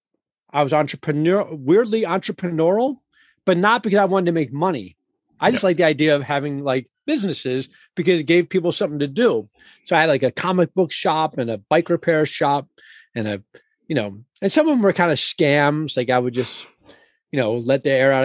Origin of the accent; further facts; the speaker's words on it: Washington, District of Columbia, United States; I'm a fifth generation Washingtonian